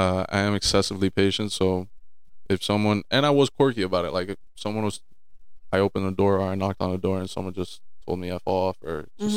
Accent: Miami, Florida, United States; born there; also born or lived in New Jersey; Just I was born down here in Miami, but spent some time up in Jersey

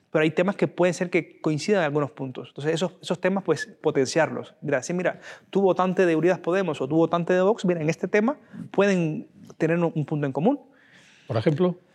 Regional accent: Spain; persona que sencillamente piensa diferente a mí o tiene una visión de España diferente a mí pero sigue siendo tan español como yo.

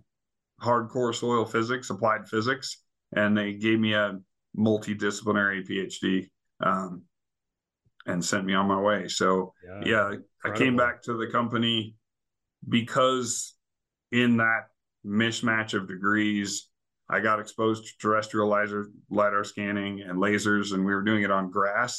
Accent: Idaho, United States; my brother and I, we were born and raised in Idaho

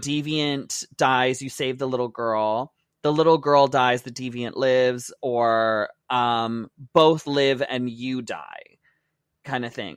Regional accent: Windsor, Ontario, Canada; I used to go to Detroit all the time because I grew up in Windsor

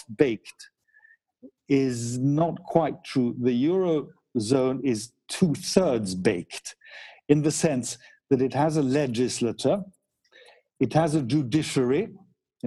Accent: United Kingdom; I'm British as well, so I'm thinking of my fellow Brits

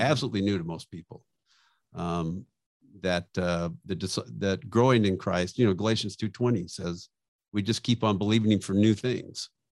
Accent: Bakersfield, California, United States; I grew up in Bakersfield

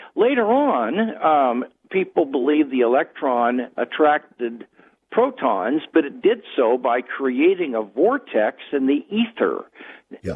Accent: Kansas City, United States; now in Southern California, United States; I am from Kansas City originally

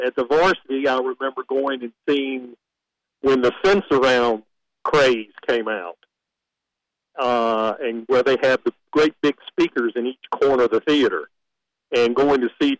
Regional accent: Chapel Hill, North Carolina, United States; I grew up in Chapel Hill, as not many of us native ones left anymore.

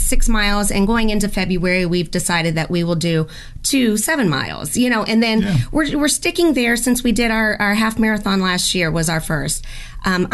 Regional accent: Lilburn, Georgia, United States; moved away; also born or lived in Maryland / Sarasota, Florida; we moved from Maryland to Lilburn, Georgia, where I was raised

